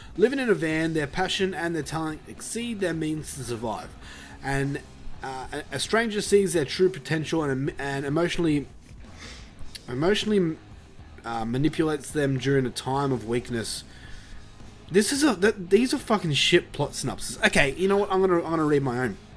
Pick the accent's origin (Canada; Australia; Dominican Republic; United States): Australia; I've never left Australia